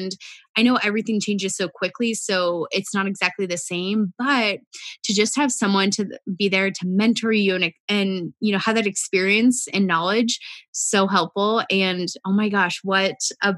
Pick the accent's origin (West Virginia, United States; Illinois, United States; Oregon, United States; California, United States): Oregon, United States; now in Arizona, United States; I grew up in Oregon